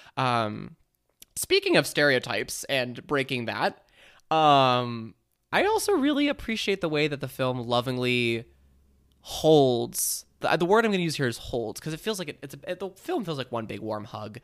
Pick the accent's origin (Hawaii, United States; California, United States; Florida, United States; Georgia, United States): California, United States; Bay Area; I grew up in the Bay Area